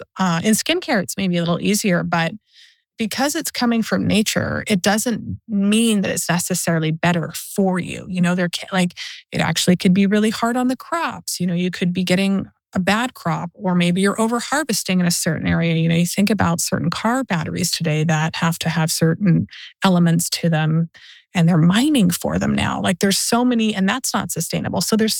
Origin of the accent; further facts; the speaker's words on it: Canada; now in East Hollywood, United States; And I am a foreigner. Like I'm Canadian and Canadians and Americans are similar, but to get into the United States, it's not easy.